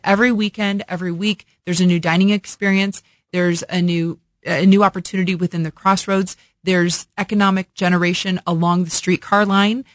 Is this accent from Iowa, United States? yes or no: no; Illinois, United States; moved away as an adult; also born or lived in Las Vegas; now in Kansas City, United States; born and raised in Illinois, so that's the full circle approach of coming back to my Midwestern roots